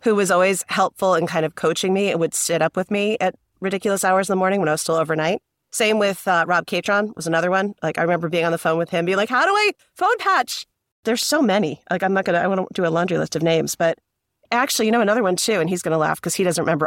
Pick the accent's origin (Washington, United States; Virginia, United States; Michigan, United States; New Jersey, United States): New Jersey, United States; I am from New Jersey